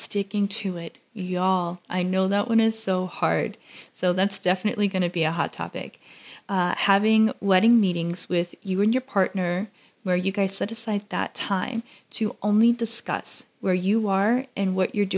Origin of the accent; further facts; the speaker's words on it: Louisiana, United States; I grew up in Louisiana all of my life